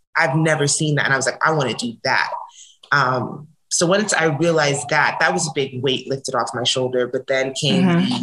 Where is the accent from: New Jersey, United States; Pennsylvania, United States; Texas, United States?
New Jersey, United States; moved away as an adult; now in Los Angeles, United States; I'm originally from New Jersey, but I've been living in California for the last, ooh, I don't want to age myself